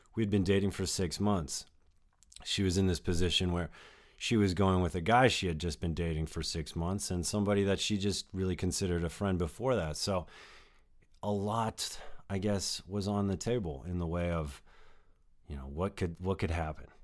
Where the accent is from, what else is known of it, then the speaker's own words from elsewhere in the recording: New Mexico, United States; I spent a good time of my life, uh, growing up in New Mexico